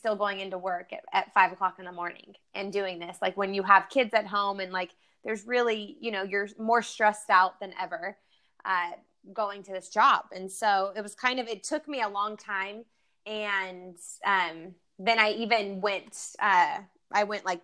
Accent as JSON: {"language": "English", "town": "Bakersfield", "region": "California", "country": "United States", "tie": "born or raised there", "said": "I grew up in Bakersfield, California, which is like the Central Valley of California"}